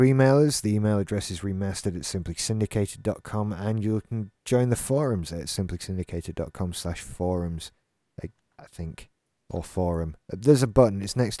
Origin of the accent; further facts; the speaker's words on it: Scotland, United Kingdom; I'm Scottish. No, you're British! I'm Scottish.